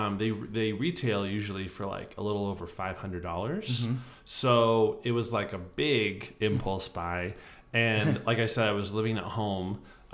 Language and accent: English; Arizona, United States; moved away; also born or lived in Ohio; I'm originally from Arizona.